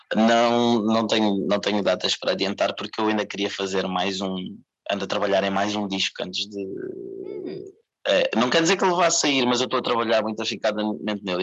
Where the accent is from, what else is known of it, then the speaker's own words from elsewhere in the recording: Portugal; Queria me apresentar como português, eu sou daqui, sou de cá. sou de Portugal